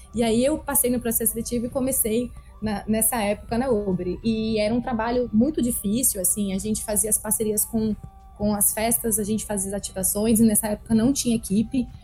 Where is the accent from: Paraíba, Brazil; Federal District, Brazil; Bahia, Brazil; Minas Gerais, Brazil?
Federal District, Brazil; Brasília; eu nasci em Brasília e eu gosto de frisar que eu nasci, na verdade, em Taguatinga, que é uma cidade próxima né, ao centro da cidade